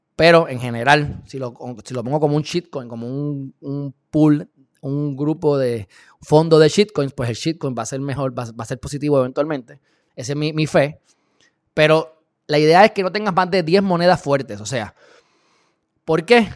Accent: Puerto Rico; Yo soy puertorriqueño, mi papá es cubano, pero yo soy hijo del planeta Tierra

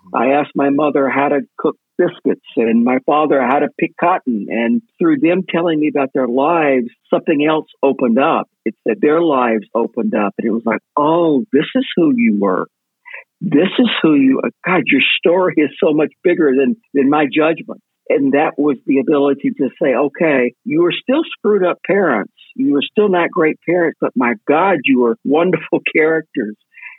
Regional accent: Mississippi, United States; because of the way that I was raised in Mississippi, growing up a gay kid

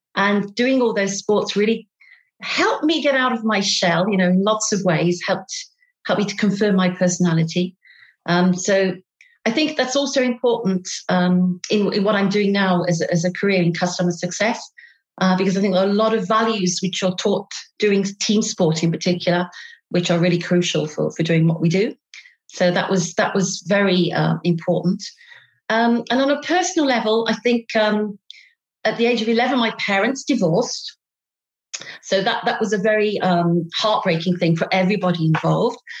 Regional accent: Derby, East Midlands, United Kingdom; accent: British; moved away as an adult; now in Paris, France; I'm British. I have a lousy British accent. I come from the north of England, a place called Derby

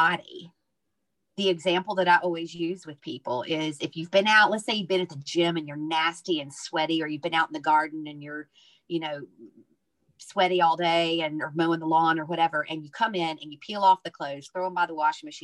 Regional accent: the South, United States; now in Ireland; I'm from the South. I'm a Southern Baptist minister's daughter.

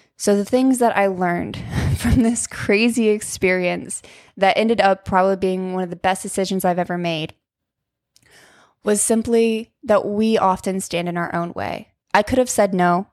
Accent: Ohio, United States; moved away as an adult; also born or lived in Moab, Utah; I grew up in Ohio, but I learned to live in Utah

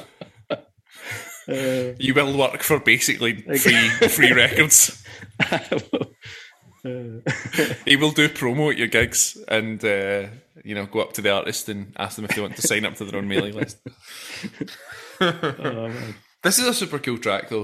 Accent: Glasgow, Scotland, United Kingdom; accent: Glaswegian; my stupid Glaswegian accent

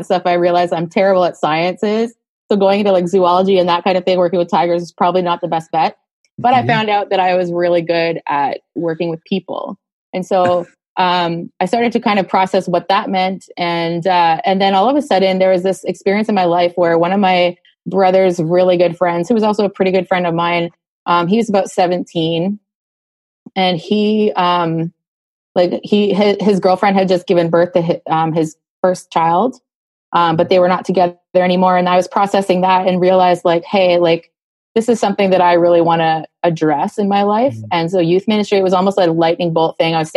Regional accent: Montreal, Quebec, Canada; also born or lived in Ontario / Vancouver, British Columbia; now I'm in Montreal, which is where I grew up, so it's kind of fun to be back home.

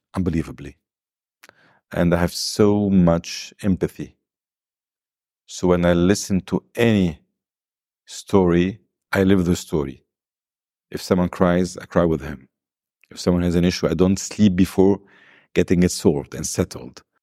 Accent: Lebanon; also born or lived in South America; I was born in South America. My father passed away before I was born. So, I returned to Lebanon. I was two months old. I've lived in a wonderful home full of love

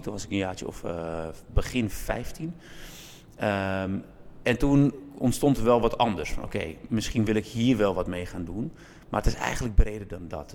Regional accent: Zaanstad, North Holland, Netherlands; ik ben in Kogenzaan en in de Westerwatering opgegroeid. Ik moet eerlijk bekennen dat ik geen geboren zaankanter ben, maar wel een getogen zaankanter.

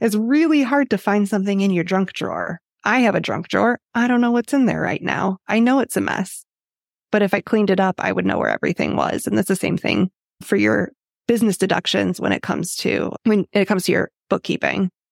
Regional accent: Illinois, United States; I grew up in Illinois

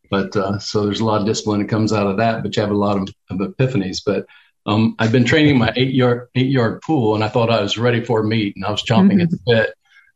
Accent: Portsmouth, Ohio, United States; now in Tampa, United States; Portsmouth, Ohio.

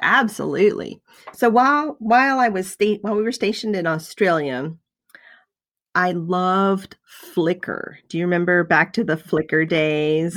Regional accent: the South, United States; I was raised in the South

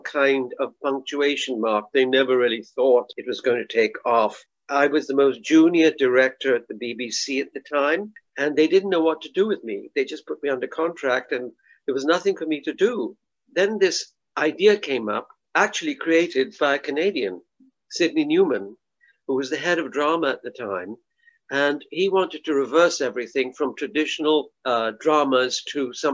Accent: United Kingdom; also born or lived in India; I've been here since I was 8 years old, and I'm a British subject, a colonial

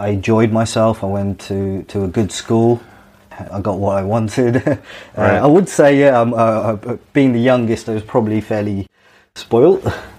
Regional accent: Dubai, United Arab Emirates; Yeah, so my life growing up in Dubai was very free. My mum was quite free with myself. I went to a British school.

